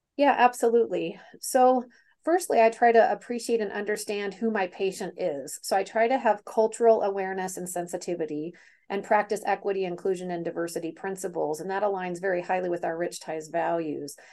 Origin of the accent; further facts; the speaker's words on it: Kansas City, United States; moved away; born and raised in Kansas City, very Kansas City gal